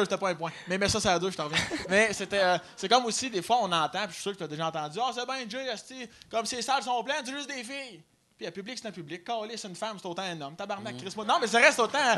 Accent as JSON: {"language": "French", "area": "Chaudière-Appalaches", "region": "south of Quebec City", "country": "Canada", "said": "Moi, je viens euh, sud de Québec. Fait moi, c'est dans Chaudière-Appalaches, comme Lobinière, Lévis"}